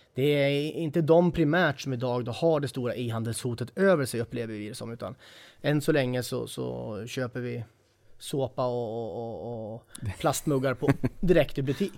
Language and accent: Swedish; Sundsvall, Västernorrland County, Sweden; jag är eh, en sann norrlänning, född och uppvuxen i Sundsvall